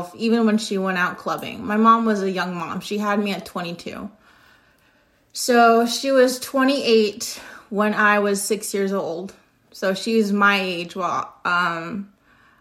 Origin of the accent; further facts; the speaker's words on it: United States; I know I'm American